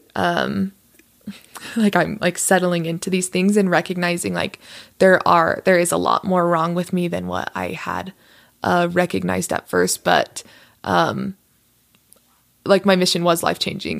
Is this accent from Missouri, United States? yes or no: no; Las Vegas, Nevada, United States; moved away as an adult; also born or lived in Utah; I was born and raised in Las Vegas